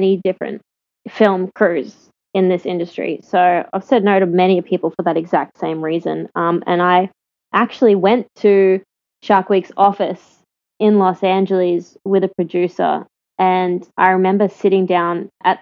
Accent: Australia; I'm Australian

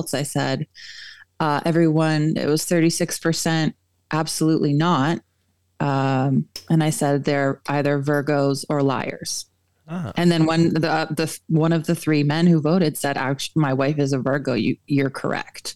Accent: Southwestern Ontario, Canada; I'm originally a Southwestern Ontario gal

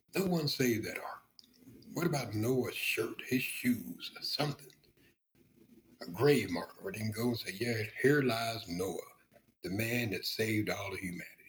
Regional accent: the South, United States; I was raised in the South.

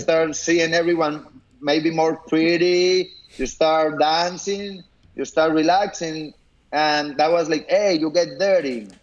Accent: Colombia; moved away as an adult; I was born here, but I grew up in Colombia, so I study over there

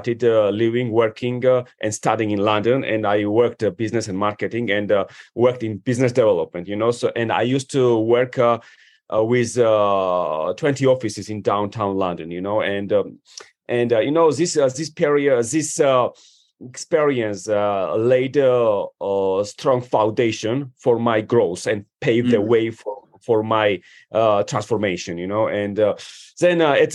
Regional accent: Georgia; moved away as an adult; also born or lived in Washington, D.C. area, United States / Manassas, Virginia, United States / New York City, United States; I come from Georgia, you know, which is a one of the oldest wine producing countries. And I moved to the United States when I was 18

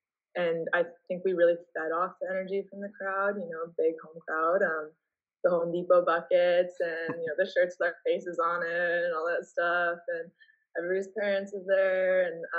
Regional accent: Canada; You know, just implying that like because I'm playing here, they should know that I'm Canadian.

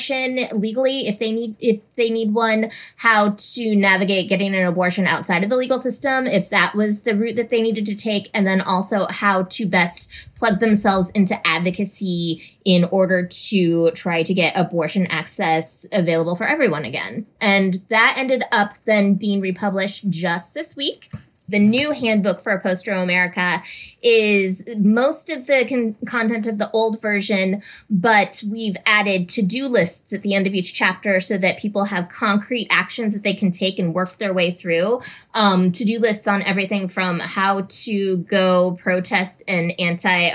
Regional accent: Minnesota, United States; moved away as an adult; now in Tuscaloosa, United States; I am formerly from Minnesota, but as of a couple of weeks ago, I've moved now to Tuscaloosa, Alabama

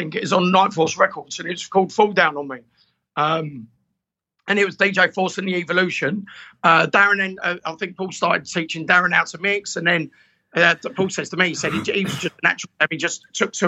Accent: Clacton-on-Sea, East of England, United Kingdom; also born or lived in Tenerife; I'm from Clacton. Clacton-on-Sea

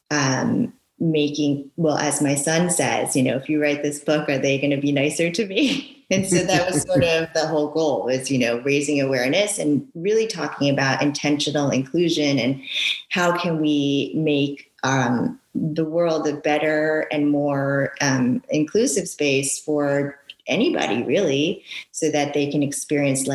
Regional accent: Westchester, New York, United States; English is a second language; also born or lived in Japan; I came to the States when I was 5 years old. I didn't speak any English. And then I grew up in New York, Westchester, New York

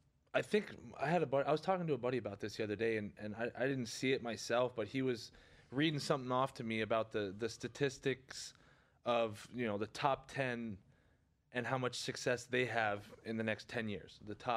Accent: Quebec, Canada; especially as a you know, minor hockey player growing up in Quebec, everyone looked up to him.

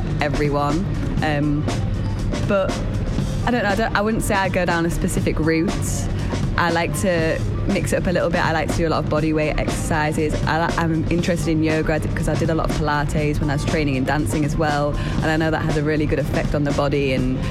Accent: Yorkshire and the Humber, United Kingdom; moved away as an adult; now in London, United Kingdom; I'm originally from Yorkshire.

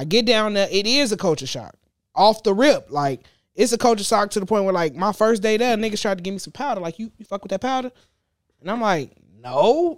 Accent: Gary, Indiana, United States; also born or lived in Texas; I grew up in Gary. I ain't moved out of Gary until I was nineteen.

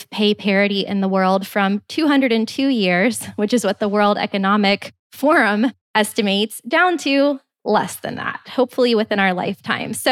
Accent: Canada; Well, well as a Canadian

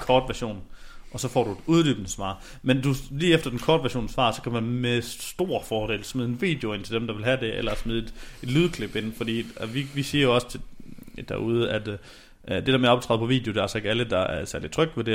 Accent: Denmark; vi som danskere

